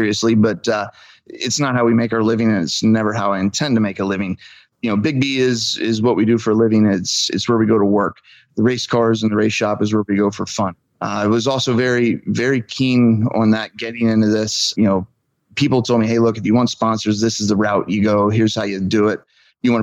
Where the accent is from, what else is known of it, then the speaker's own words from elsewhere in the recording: Klingerstown Valley, Pennsylvania, United States; I've been born and raised in the Clingerstown Valley